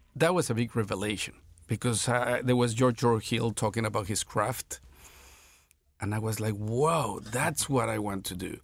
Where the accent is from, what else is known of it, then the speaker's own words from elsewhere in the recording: Mexico City, Mexico; I was born in Mexico City in sixty-one